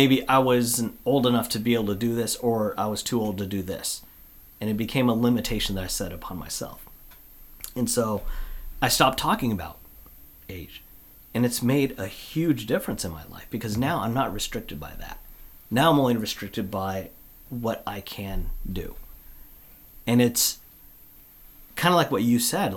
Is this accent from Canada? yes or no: no; Olympia, Washington, United States; I grew up down in Olympia.